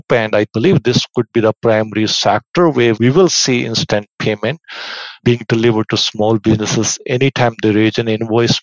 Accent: India; moved away as an adult; also born or lived in Victoria, Canada; now in Vancouver, Canada; I was born and raised in India, but I came to Canada around 25, 26 years ago

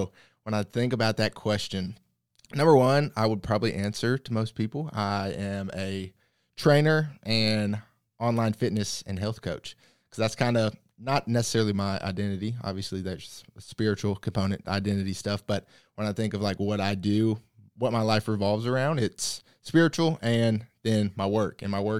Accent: the South, United States; Obviously, growing up in the South, you go to church. And for me, I just kind of grew up in it.

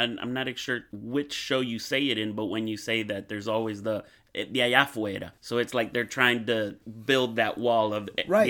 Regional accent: Miami, Florida, United States; both of my parents are Cuban. I was born in Miami, never went to Cuba, yet I consider myself Cuban.

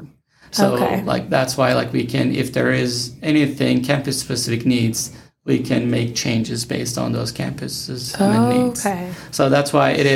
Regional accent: Turkey; moved away as an adult; also born or lived in Oklahoma / Texas / Nevada; now in Las Vegas, United States; I studied education in my home country, Turkey

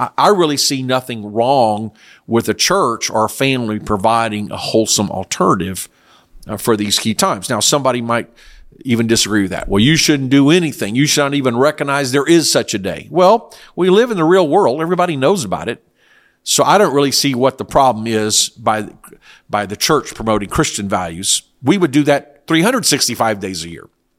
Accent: South Korea; I was raised in Korea. There was no Halloween. That is an American or Western culture. Now, in very rare occasions, we were allowed to go into the U.S. Army base, and there was also a Baptist missionary compound that had American-style living.

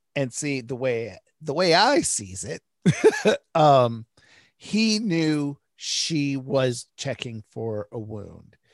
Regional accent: Detroit, Michigan, United States; I grew up in Detroit

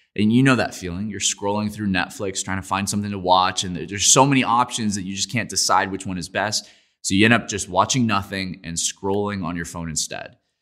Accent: Florida, United States; I grew up in Florida

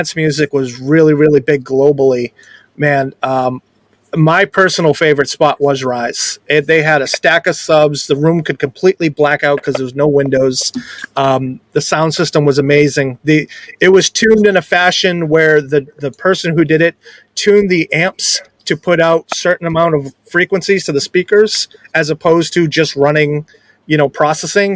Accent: New England, United States

